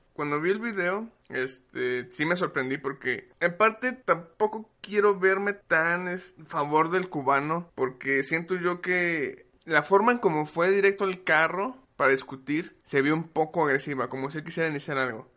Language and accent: Spanish; Mexico; yo como mexicano